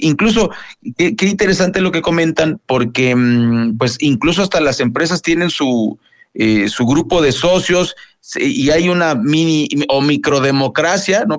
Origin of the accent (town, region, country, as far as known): Mexico